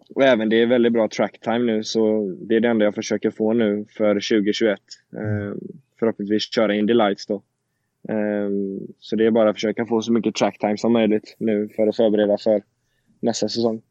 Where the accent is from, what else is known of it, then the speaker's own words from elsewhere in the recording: Sweden; moved away as an adult; now in Indianapolis, United States; jag är hemma nu i Sverige